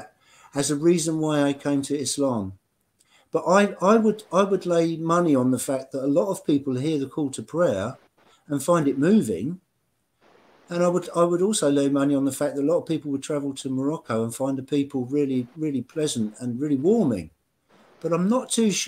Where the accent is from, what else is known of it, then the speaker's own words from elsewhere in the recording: England, United Kingdom; as an English person